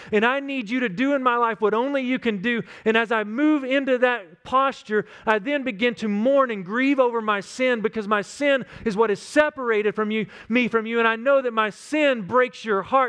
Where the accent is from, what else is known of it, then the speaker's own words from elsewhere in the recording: West Texas, United States; Growing up in West Texas, I had some friends that were some crazy cowboys.